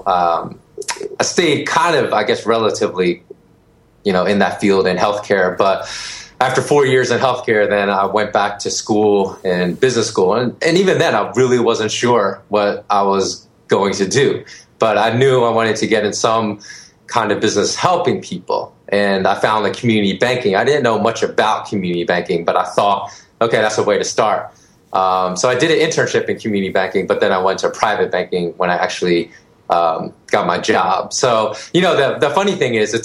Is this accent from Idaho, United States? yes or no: no; Philadelphia, Pennsylvania, United States; moved away as an adult; also born or lived in Austin, Texas / San Francisco / Los Angeles; now in Bangkok, Thailand; I grew up in Philly. So I was born and raised in Philly.